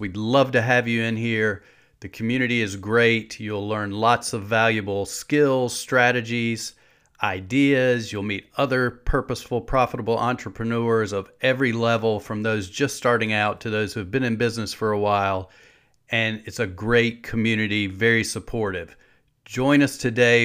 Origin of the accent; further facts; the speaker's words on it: the South, United States; I'm from the South, I already talk slow.